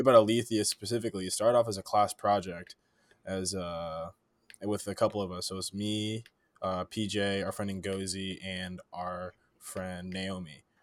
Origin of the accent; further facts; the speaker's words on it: East Palo Alto, California, United States; moved away as an adult; now in Chicago, United States; I'm from East Palo Alto, California, you know, born and raised